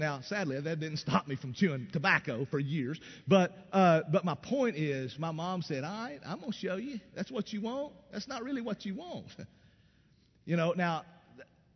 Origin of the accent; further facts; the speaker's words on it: East Tennessee, United States; I grew up in East Tennessee in the Appalachian Mountains